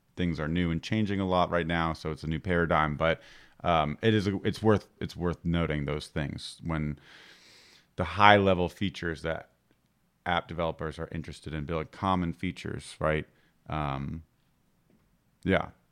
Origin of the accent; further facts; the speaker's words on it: Florida, United States; I'm from Florida